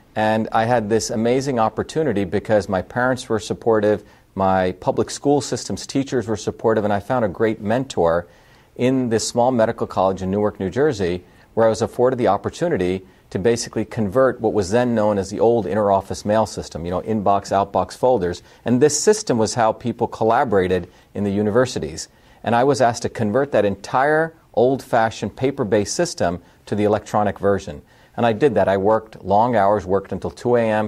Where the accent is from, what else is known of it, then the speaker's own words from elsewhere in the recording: India; also born or lived in South Indian village / Mumbai, India; now in United States; I was born in India, uh, and I grew up in a very diverse environment, even in India. I grew up in a deep uh, South Indian village where my grandmother was a traditional healer, worked 16 hour days, in the fields, but I also grew up in a cosmopolitan city of Bombay, India